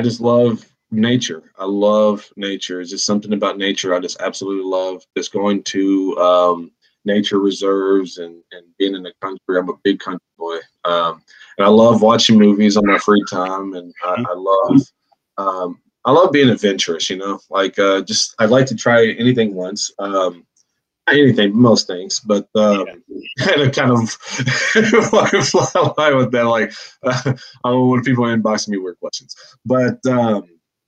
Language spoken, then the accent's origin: English; United States; as an American